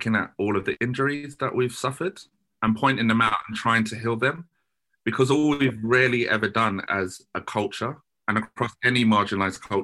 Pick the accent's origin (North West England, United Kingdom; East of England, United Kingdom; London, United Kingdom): London, United Kingdom; Croydon; the trauma that I had to go through growing up in Croydon